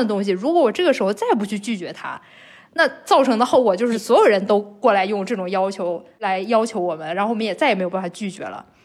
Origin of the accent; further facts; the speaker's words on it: China; 就是像我们中国人会说的那种酒肉朋友